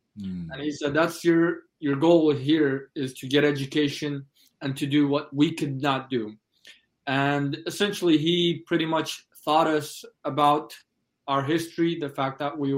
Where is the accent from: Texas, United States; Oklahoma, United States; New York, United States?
Oklahoma, United States; also born or lived in East Turkestan (Xinjiang), China; I came to the United States in 2000 as political refugees with my family at a very young age. And I grew up in Oklahoma.